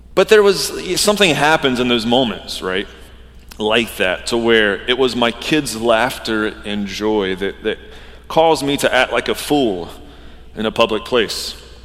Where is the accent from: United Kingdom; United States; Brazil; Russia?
United States; Georgia; moved away; I grew up in Georgia